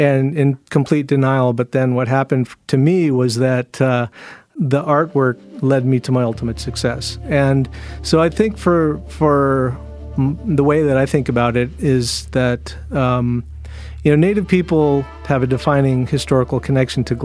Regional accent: Seattle, Washington, United States; growing up in the Seattle area, I grew up around glassblowers

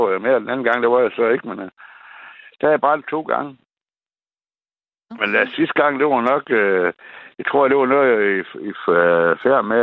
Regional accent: Læsø, North Denmark Region, Denmark; jeg kommer fra Læsø

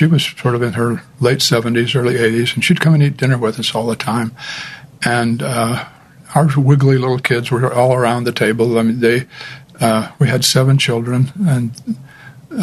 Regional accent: St. George, Utah, United States; I grew up in St. George, a very strong Latter-day Saint community

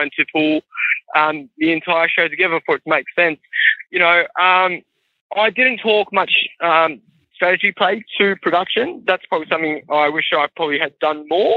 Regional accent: Wollongong, New South Wales, Australia; I'm from Wollongong

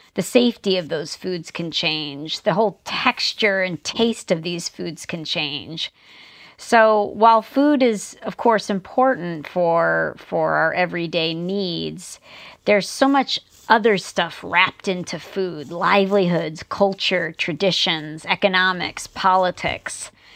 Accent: New Jersey, United States; moved away; also born or lived in Tucson, Arizona; I grew up in the United States on the East Coast, quite close to New York City in New Jersey.

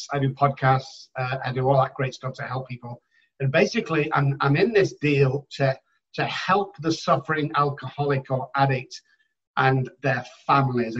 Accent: Manchester, North West England, United Kingdom; moved away as an adult; now in San Antonio, United States; I'm from Manchester in the United Kingdom

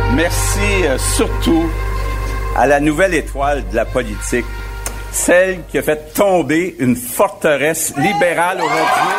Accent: Quebec City, Quebec, Canada; also born or lived in Greenfield Park, Quebec; je suis née à Greenfield Park, mais je suis arrivée à peut-être deux ans ici. donc, toute ma vie consciente a été ici à Québec.

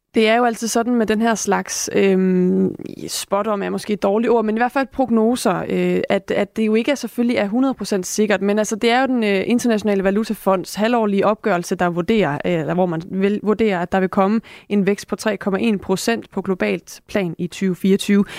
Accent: Denmark

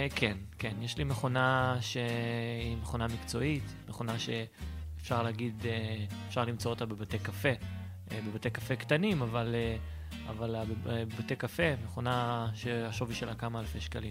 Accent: Petah Tikva, Central District, Israel; אני אה, מפתח תקווה, בן 33

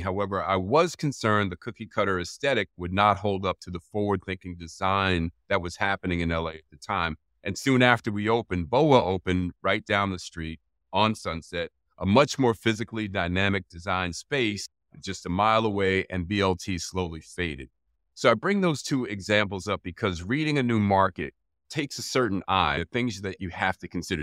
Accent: New York City, New York, United States; now in Los Angeles, United States; I'm originally from New York City

